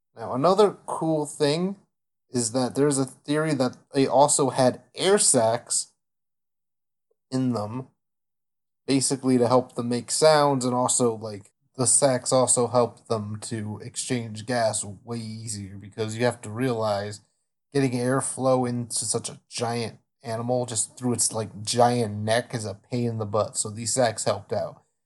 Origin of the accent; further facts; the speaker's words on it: United States; I am American